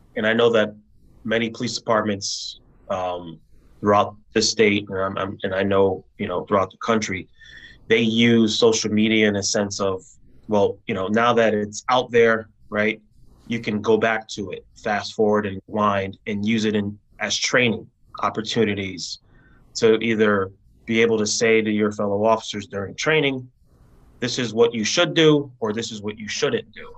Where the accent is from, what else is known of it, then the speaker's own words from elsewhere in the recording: New Haven, Connecticut, United States; my community for which I was born and raised in New Haven